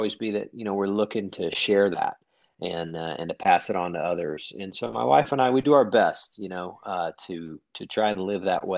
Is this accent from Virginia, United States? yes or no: no; Oklahoma City, Oklahoma, United States; moved away as an adult; also born or lived in Northeast Georgia; I grew up in Oklahoma City, graduated from high school